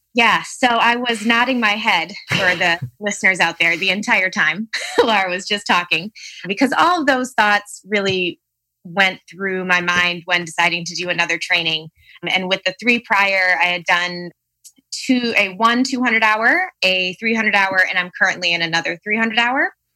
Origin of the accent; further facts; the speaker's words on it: Palatine, Illinois, United States; from Palatine, Illinois, so the northern suburbs of Chicago